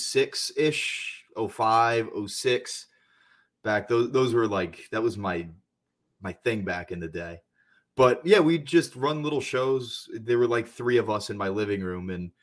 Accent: Bethlehem, Pennsylvania, United States; Bethlehem, Pennsylvania.

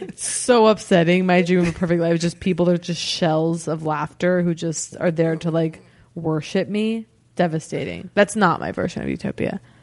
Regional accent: United States; that's my hometown.

